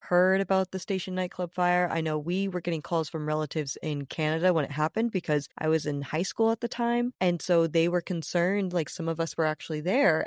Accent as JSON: {"language": "English", "region": "Rhode Island", "country": "United States", "tie": "born or raised there", "said": "my home state"}